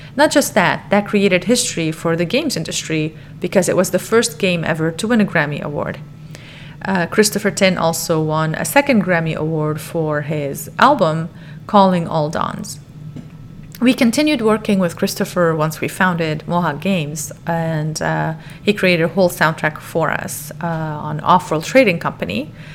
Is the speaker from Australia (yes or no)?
no; Lebanon; moved away as an adult; now in United States; I'm from Lebanon. I grew up with music